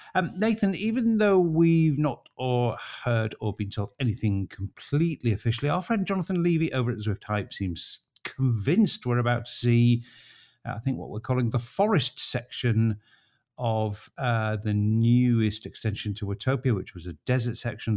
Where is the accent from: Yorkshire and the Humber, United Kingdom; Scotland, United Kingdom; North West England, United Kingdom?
Yorkshire and the Humber, United Kingdom; Harrogate; my hometown